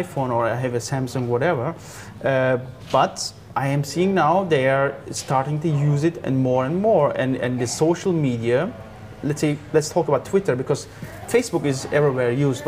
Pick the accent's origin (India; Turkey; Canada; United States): Turkey; moved away; also born or lived in Austria; I come from Turkey